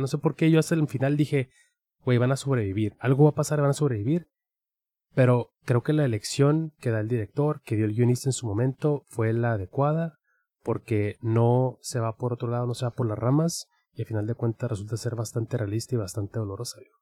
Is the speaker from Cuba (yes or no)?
no; Mexico; nuestra identidad como mexicanos